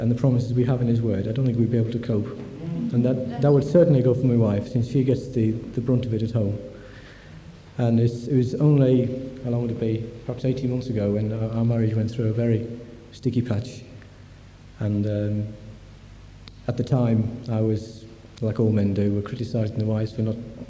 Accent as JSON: {"language": "English", "town": "Nottingham", "region": "East Midlands", "country": "United Kingdom", "tie": "born or raised there", "moved": "as an adult", "lives_now": "Grantham, United Kingdom", "said": "I was brought up in the Presbyterian Church in Nottingham"}